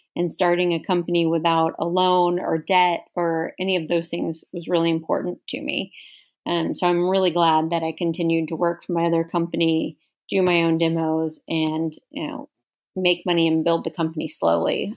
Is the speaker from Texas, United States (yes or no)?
yes; Houston, Texas, United States; moved away as an adult; now in Dallas, United States; growing up in Houston